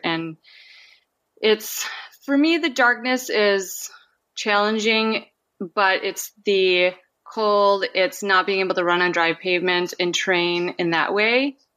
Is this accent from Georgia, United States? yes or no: no; Minnesota, United States; now in Anchorage, United States; I grew up in Minnesota